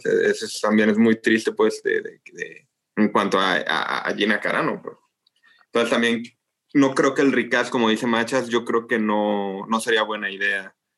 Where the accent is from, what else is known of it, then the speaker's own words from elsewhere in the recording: Mexico; nosotros somos, los mexicanos